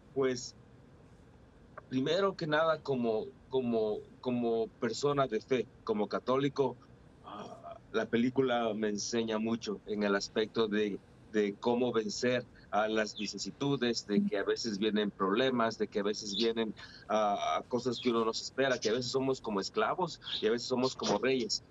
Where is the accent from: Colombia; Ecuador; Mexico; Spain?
Ecuador; now in Fresno, United States; Aunque yo soy ecuatoriano, me siento como mexicano de corazón